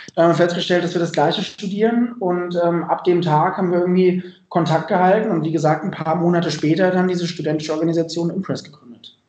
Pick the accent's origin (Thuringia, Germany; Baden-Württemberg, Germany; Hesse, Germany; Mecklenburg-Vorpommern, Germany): Hesse, Germany; Dreieich; ich ähm, bin selber in der Nähe von Frankfurt groß geworden, in Dreieich